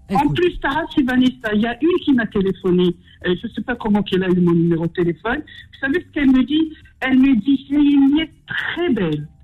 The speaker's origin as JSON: {"language": "French", "country": "France", "tie": "born there", "said": "Il n'y a pas de femme en France. Moi, je suis née en France."}